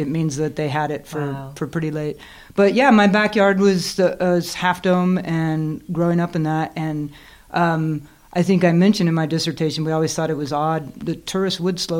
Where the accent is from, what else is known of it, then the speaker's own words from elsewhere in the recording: Yosemite National Park, California, United States; moved away as an adult; now in Bozeman, United States; we grew up in California